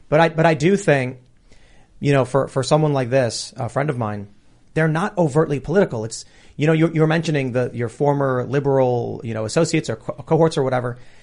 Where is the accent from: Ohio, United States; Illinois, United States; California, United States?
Illinois, United States; Chicago; I grew up in Chicago